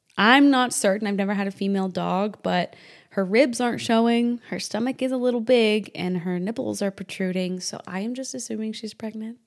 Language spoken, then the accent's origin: English; Indiana, United States; moved away; also born or lived in New Hampshire / South Texas; born and partially raised in Indiana and New Hampshire